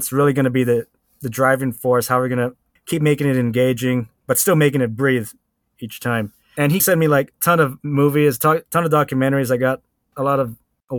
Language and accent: English; Long Beach, California, United States; West Long Beach, which is where I grew up.